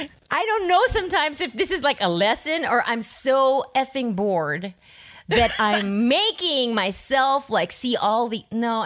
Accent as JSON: {"language": "English", "country": "Philippines"}